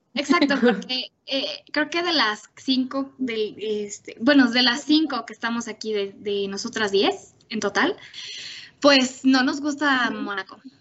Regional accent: Mexico; como mexicanas

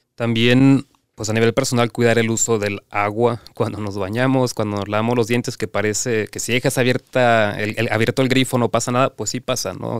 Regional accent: Cancún, Quintana Roo, Mexico; yo soy de Cancún

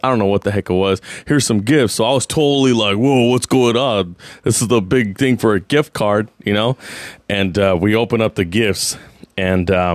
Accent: San Jose, California, United States; I grew up in Eastside San Jose

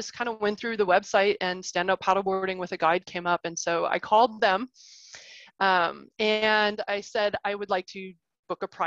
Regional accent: Arkansas, United States; moved away; also born or lived in Ohio / Chicago area, Illinois; I was born in Ohio, but I grew up in Arkansas

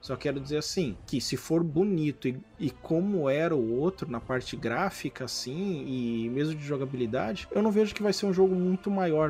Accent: São Sebastião, Brazil; moved away; São Sebastião de onde eu vim

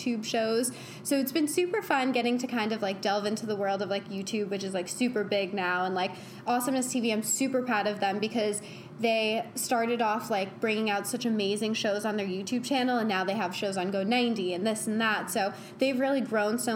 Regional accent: New York, United States; moved away as an adult; now in Los Angeles, United States; I was originally from New York

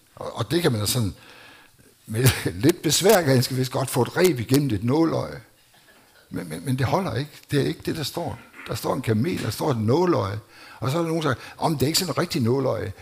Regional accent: Denmark; jeg voksede op i Danmark

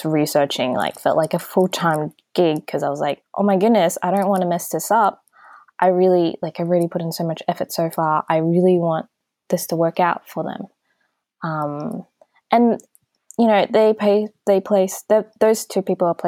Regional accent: Australia; me growing up in Australia

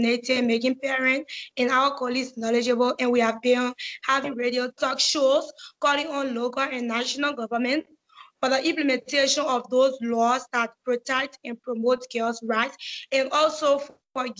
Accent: Liberia; I'm 16 years of age. I'm from Liberia

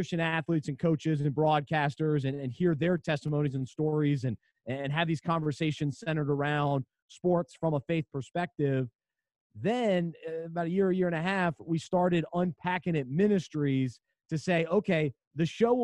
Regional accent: Charlotte, North Carolina, United States; I grew up in Charlotte

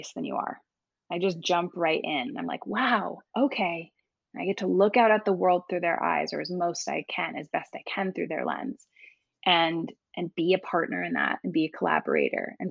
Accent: East Coast, United States; I grew up on the East Coast

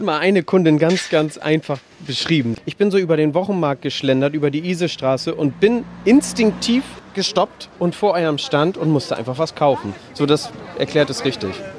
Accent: Hamburg, Germany; wir kommen selber aus vier Landen, genauer gesagt aus Neuengamme

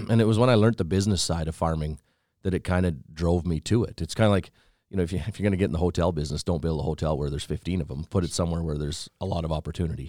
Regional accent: Fairlight, Saskatchewan, Canada; from Southeast Saskatchewan, a little town by the name of Fairlight, actually.

